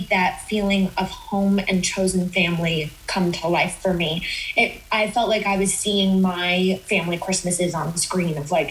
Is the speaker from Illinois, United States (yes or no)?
no; Utah, United States; I grew up in Utah, which is very, very white